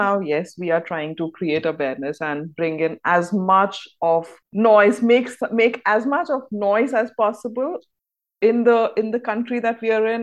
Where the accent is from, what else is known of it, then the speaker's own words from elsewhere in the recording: India; I'm from India